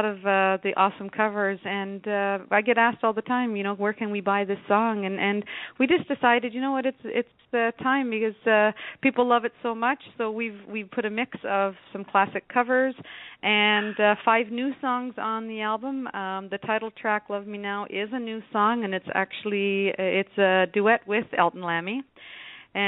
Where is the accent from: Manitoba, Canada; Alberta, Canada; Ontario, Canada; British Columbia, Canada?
Ontario, Canada; Temagami; moved away as an adult; also born or lived in North Bay, Canada; now in St. Catharines, Canada; I come from Temagami, where you can't ask for a more beautiful place if you just want to, you know, relax and enjoy the surroundings of what nature brings. And I lived there for, I guess, about 12 years before I went away to college in North Bay